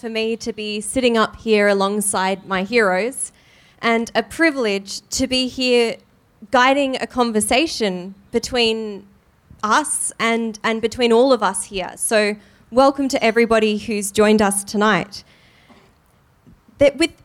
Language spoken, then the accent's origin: English; Sydney, New South Wales, Australia; I'm from Sydney